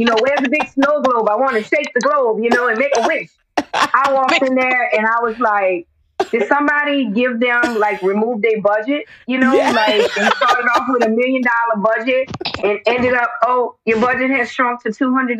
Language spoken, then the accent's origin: English; New Orleans, Louisiana, United States; moved away as an adult; now in Slidell, United States; born and raised in New Orleans, Seven Ward girl, okay?